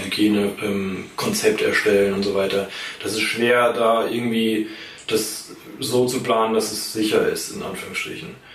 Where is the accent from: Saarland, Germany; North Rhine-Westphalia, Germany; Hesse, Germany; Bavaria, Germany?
Hesse, Germany; Schlüchtern; ich hier in Schlüchtern äh, groß geworden bin